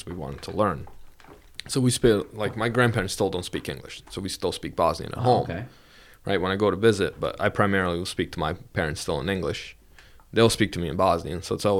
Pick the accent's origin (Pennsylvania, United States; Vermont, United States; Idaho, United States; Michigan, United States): Vermont, United States; No, I'm from Vermont.